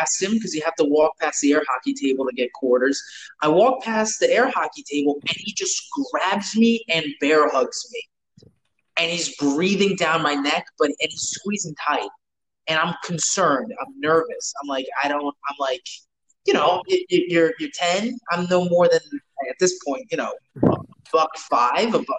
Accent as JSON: {"language": "English", "region": "New York", "country": "United States", "tie": "born or raised there", "said": "growing up in New York from like the early 2000s"}